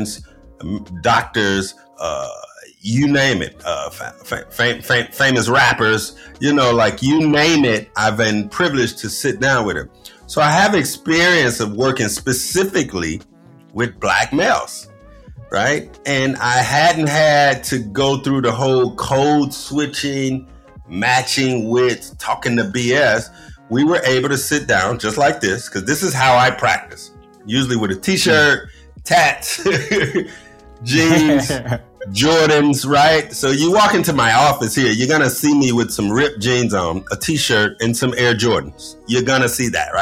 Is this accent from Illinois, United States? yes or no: yes; Chicago, Illinois, United States; we're both from Chicago, right? So I'm a Chicago kid